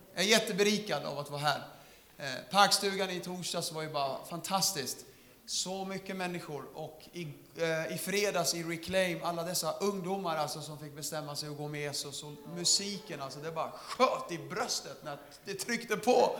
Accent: Södertälje, Stockholm County, Sweden; Jag är från Södertälje.

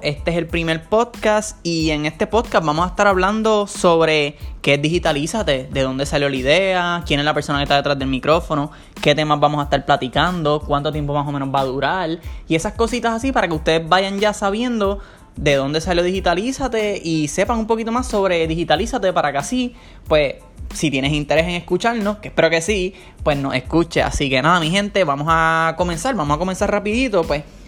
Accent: Ponce, Puerto Rico; now in San Juan, Puerto Rico; yo soy nacido en Ponce, pero ahora mismo actualmente estoy viviendo en San Juan, Puerto Rico

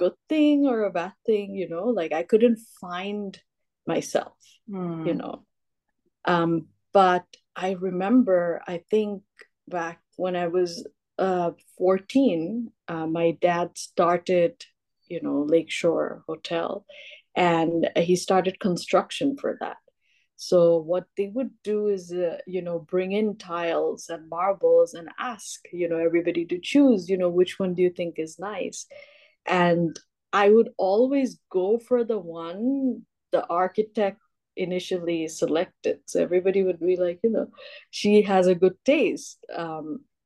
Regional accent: Bangladesh; also born or lived in Los Angeles, United States; I was born and brought up in Bangladesh

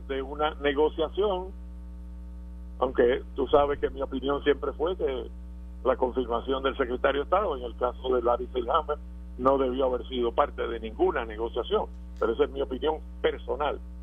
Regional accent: Puerto Rico; nosotros somos puertorriqueños que formamos parte de esa nación

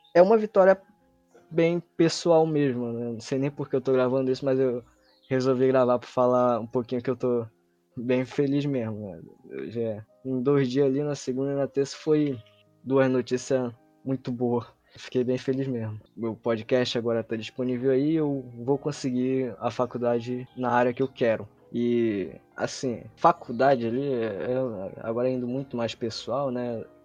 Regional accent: Manaus, Amazonas, Brazil; Eu nasci, cresci em Manaus

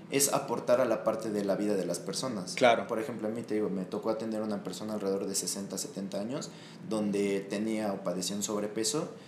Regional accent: Cuernavaca, Morelos, Mexico; now in Mexico City, Mexico; yo vengo de Cuernavaca, eh, estoy trabajando con gente de aquí del DF

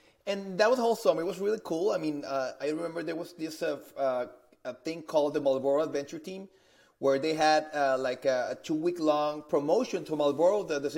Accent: Monterrey, Nuevo León, Mexico; English is a second language; I'm originally from Monterrey, Mexico. So I've been living in Mexico for all my life.

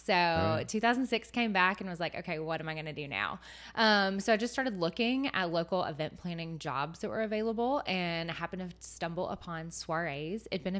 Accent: Chattanooga, Tennessee, United States; also born or lived in Knoxville; I was raised in Chattanooga. So born in Knoxville, raised in Chattanooga. So not too far off the map.

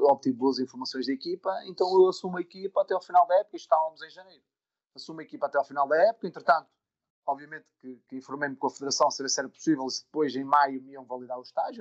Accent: Amares, Norte, Portugal; also born or lived in Vila Real; eu sou de Amares, portanto, uma vila no centro do Minho

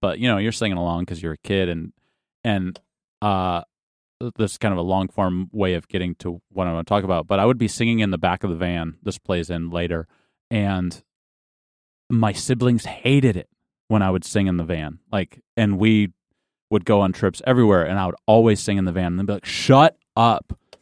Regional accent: Lowell, Michigan, United States; I grew up in a little town called Lowell, Michigan

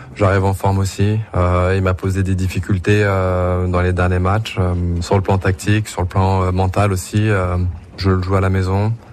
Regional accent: Burgundy, Bourgogne-Franche-Comté, France; je suis de la Bourgogne

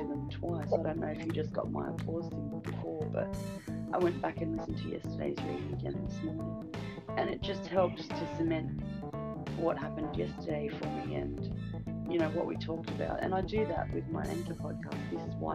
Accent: Australia; You can't understand a word I'm saying because I'm Aussie.

